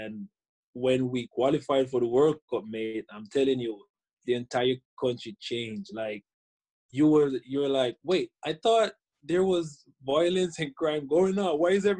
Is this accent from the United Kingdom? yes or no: no; Jamaica; I started out as a young kid just, you know, watching the game on TV, because in Jamaica we're